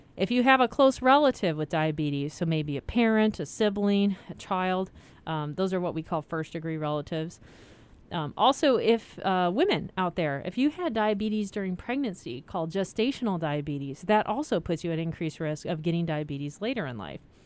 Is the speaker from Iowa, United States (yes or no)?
yes; Iowa, United States; moved away; I grew up in Iowa, so I learned pop